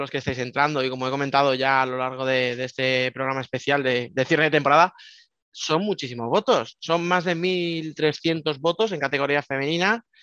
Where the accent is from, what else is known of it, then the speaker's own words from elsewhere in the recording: Alcorcón, Community of Madrid, Spain; es que soy de Alcorcón, bueno, ahí está